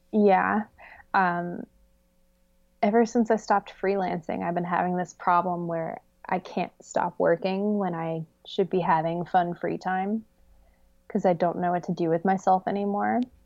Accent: United States; I grew up right outside of Paint Creek

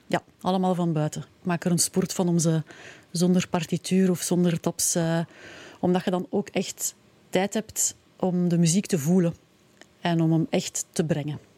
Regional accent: Pellenberg, Flanders, Belgium; also born or lived in Leuven; ik ben afkomstig van Pellenberg, in, Leuven gestudeerd en, hm. en, inderdaad ook een tijd gewoond

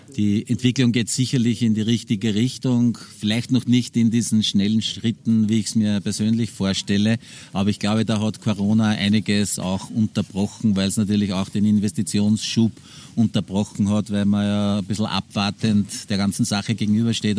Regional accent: Hochkar, Lower Austria, Austria; sind wir da aufgewachsen

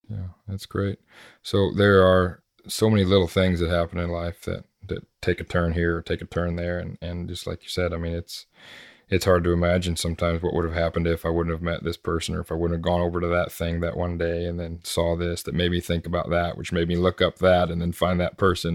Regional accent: United States; growing up in America

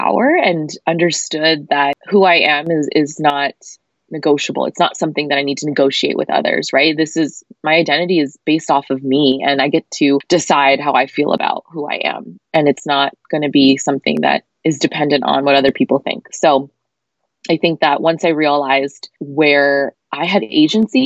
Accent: United States; I grew up in America

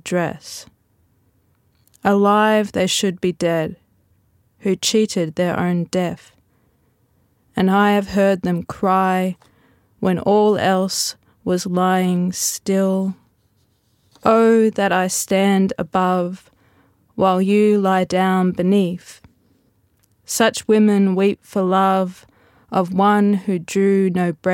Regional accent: Queensland, Australia; being a Queenslander

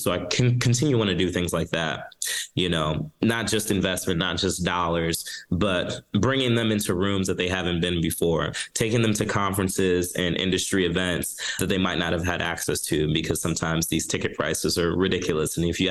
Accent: Chicago, Illinois, United States; I grew up in Chicago. First generation Jamaican American

